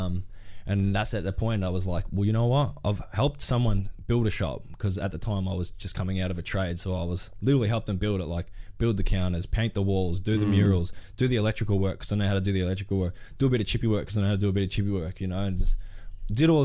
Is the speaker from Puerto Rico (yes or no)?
no; Gold Coast, Queensland, Australia; I grew up on the Goldie